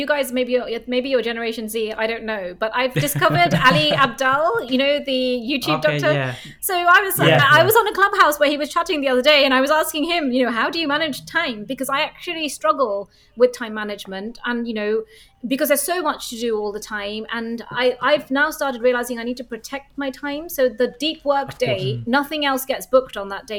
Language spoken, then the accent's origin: English; London, United Kingdom; moved away as an adult; also born or lived in Reading; now in Copenhagen, Denmark; I'm a Londoner, you know, like I feel very much, I went to university there, I feel like a Londoner